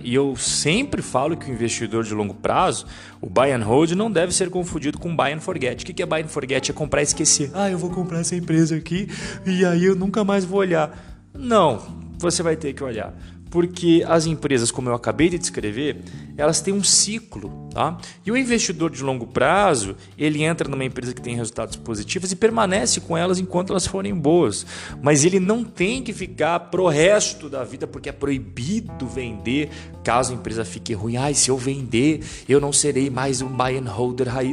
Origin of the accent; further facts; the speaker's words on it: Brazil; eu, como brasileiro